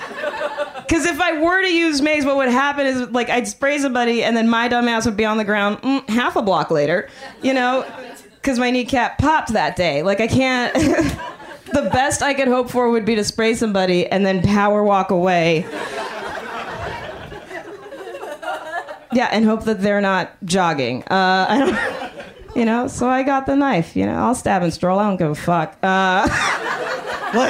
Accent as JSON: {"language": "English", "town": "Miami", "region": "Florida", "country": "United States", "tie": "born or raised there", "moved": "as an adult", "lives_now": "Oakland, United States", "said": "I grew up in Miami"}